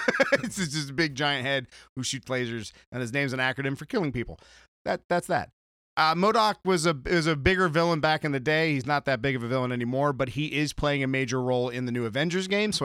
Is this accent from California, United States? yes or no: yes; San Diego, California, United States; Well, I grew up in San Diego.